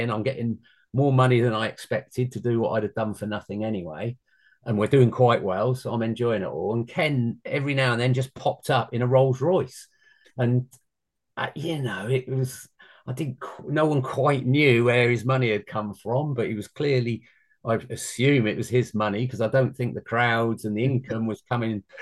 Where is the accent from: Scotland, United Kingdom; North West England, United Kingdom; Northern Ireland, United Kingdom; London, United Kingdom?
London, United Kingdom; accent: London; I sound a little bit like I'm from London.